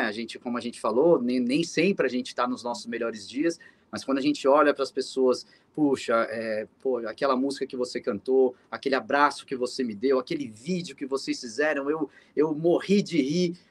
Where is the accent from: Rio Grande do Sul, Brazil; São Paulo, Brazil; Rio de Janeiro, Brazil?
São Paulo, Brazil; a gente é de São Paulo